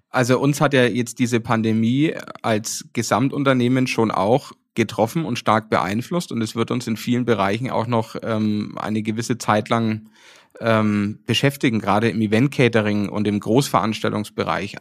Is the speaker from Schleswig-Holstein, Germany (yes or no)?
no; Nuremberg, Bavaria, Germany; also born or lived in Paris; hier in meiner Heimat in Nürnberg